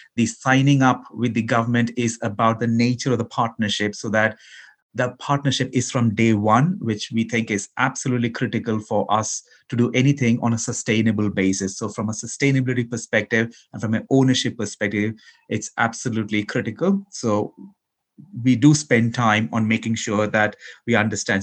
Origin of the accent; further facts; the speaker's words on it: Ahmedabad, Gujarat, India; also born or lived in Kerala, India; I was born in Kerala, in India, but I grew up in Gujarat, in Western India, in the city of Ahmedabad.